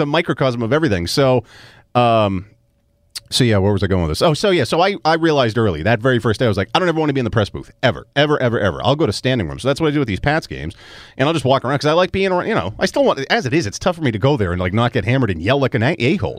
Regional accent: Melrose, Massachusetts, United States; born and raised Melrose

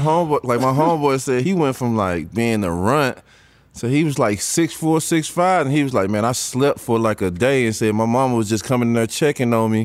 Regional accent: East St. Louis, Illinois, United States; I'm from East Saint Louis, which is in Illinois

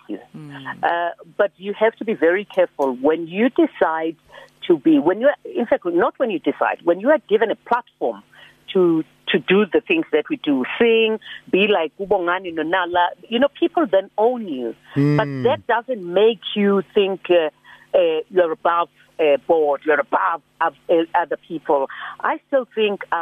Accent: South Africa; My father was the only son, so I was born in Sinville

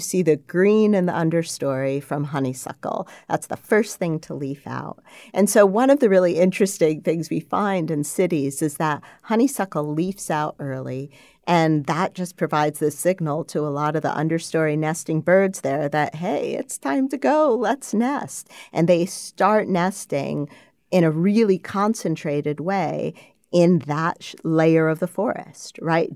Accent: Schenectady, New York, United States; I grew up in Schenectady, New York

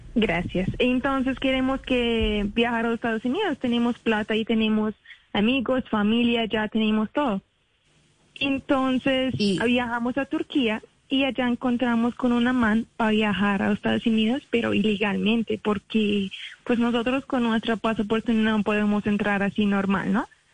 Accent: Iraq; Spanish is a second language; also born or lived in Kuala Lumpur, Malaysia; now in Colombia; nosotros salimos de Irak así como 10 años

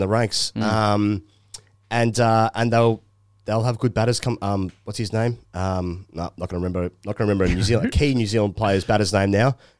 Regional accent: Nottingham, East Midlands, United Kingdom; I'm from Nottingham

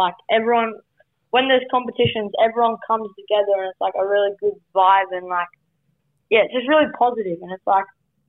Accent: Melbourne, Victoria, Australia; also born or lived in Queensland; So I was born in Queensland and then I moved to Melbourne.

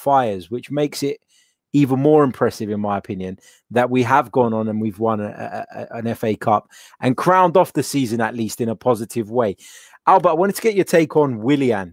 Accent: Cyprus; It's after midnight because I'm from Cyprus, which is not too far

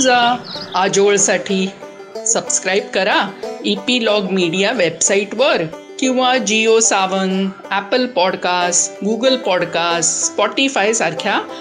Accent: Mumbai, Maharashtra, India; also born or lived in Konkan; मुंबईत राहून

